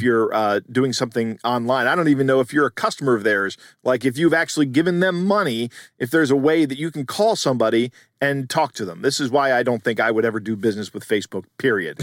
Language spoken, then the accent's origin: English; United States; born or raised there